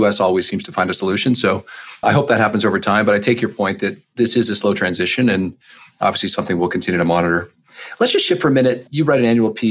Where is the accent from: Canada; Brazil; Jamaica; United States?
Canada; as a Canadian